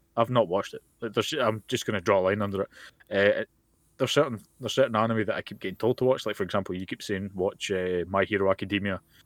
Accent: Scotland, United Kingdom; I'm Scottish and I'm very, very, I'm proud to be from Scotland

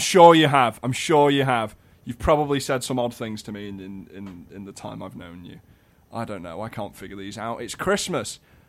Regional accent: the North, the north of England, United Kingdom; accent: slightly northern

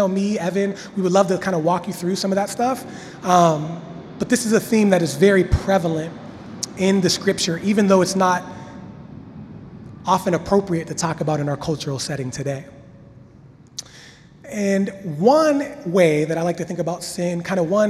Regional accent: Washington, Pennsylvania, United States; moved away; I'm from Pennsylvania. Washington, Pennsylvania, small town. We had a creek in my backyard

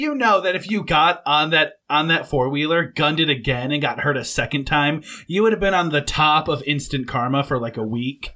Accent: Southwest Michigan, United States; moved away as an adult; we grew up in Southwest Michigan, and now both of us live south of the Mason-Dixon line

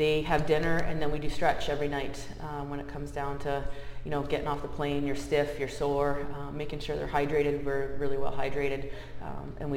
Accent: Massachusetts, United States; moved away as an adult; also born or lived in Ohio / Nevada; now in Arizona, United States; I grew up in Massachusetts, in a small town in Massachusetts

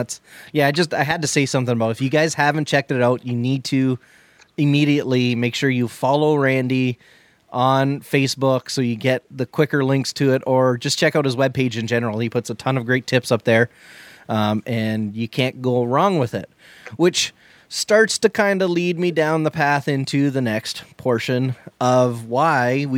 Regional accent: Canada; we're Canadian.

